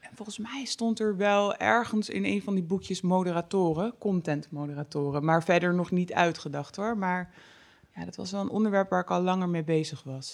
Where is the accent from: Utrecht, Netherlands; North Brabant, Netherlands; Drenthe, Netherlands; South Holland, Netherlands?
North Brabant, Netherlands; bij ons in Brabant